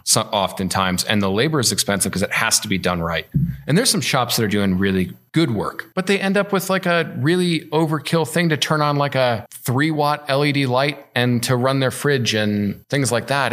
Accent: Illinois, United States; moved away; I'm from Illinois

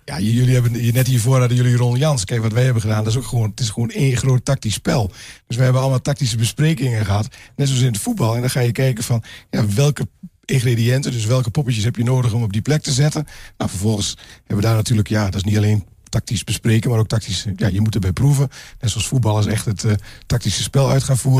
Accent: Glanerbrug, Overijssel, Netherlands; ik ben inderdaad inwoner van Glanenbrug

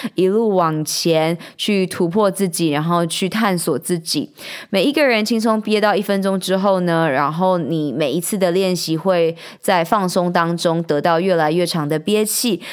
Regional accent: Taichung, Taiwan; 我们住在台湾，我们是台湾人

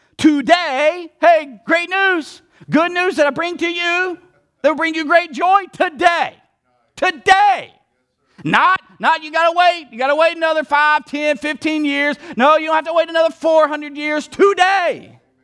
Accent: the South, United States; I'm from the South

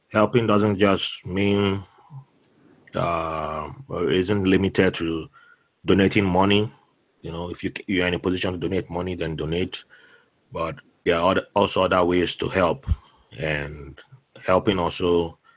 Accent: Jos, Plateau, Nigeria; moved away; also born or lived in Benin City; I have a Ghanaian background, but I, am okay. I was, I was born in Jos.

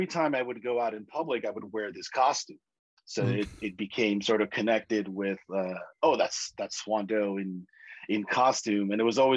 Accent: New York City, New York, United States; I'm originally from New York City

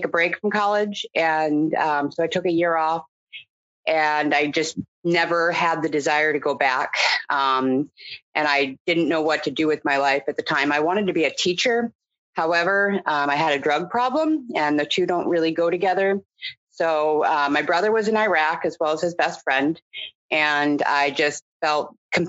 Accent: Portland, Oregon, United States; also born or lived in Indianapolis, Indiana; at 3 years old, I moved to Portland, Oregon with my family, which is where I grew up

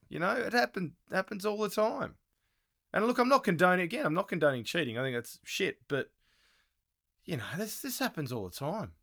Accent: Australia; now in New Zealand; as an Australian living in New Zealand

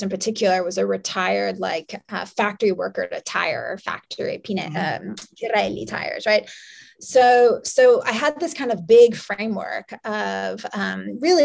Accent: New York, United States; I'm from New York

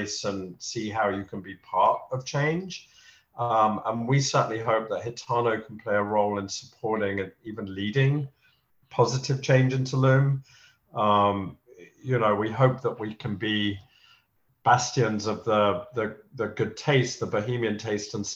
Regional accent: London, United Kingdom; moved away as an adult; now in New York City, United States; growing up in London

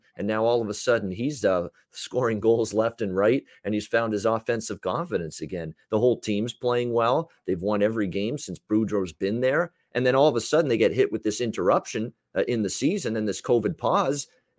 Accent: Canada; I'm Canadian. I'm good. I know what cold's all about.

